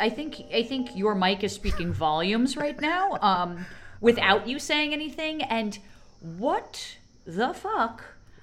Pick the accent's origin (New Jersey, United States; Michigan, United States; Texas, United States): New Jersey, United States; Montclair; my hometown of Montclair, New Jersey